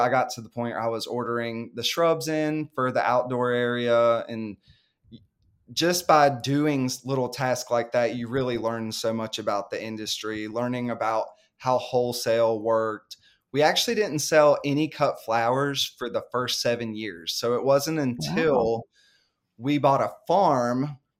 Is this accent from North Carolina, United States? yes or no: yes; North Carolina, United States; I grew up in the suburbs or near a big city. I grew up near Charlotte, North Carolina. And so living out in the country was all new to me.